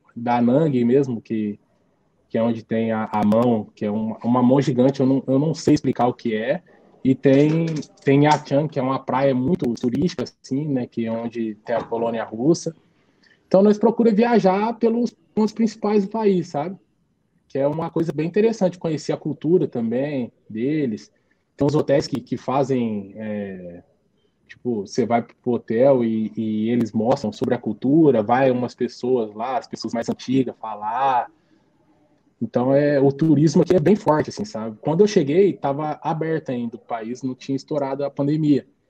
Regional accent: Brazil; moved away as an adult; now in Vietnam; a Rua Paraná, que foi onde eu fui criado

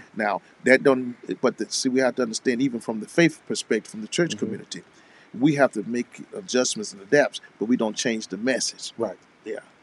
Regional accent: Alabama, United States; the state of Alabama mm. and my home state as well

